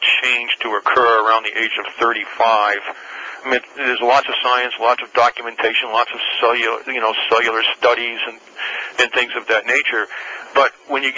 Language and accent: English; New England, United States; moved away; also born or lived in California; I'm originally from New England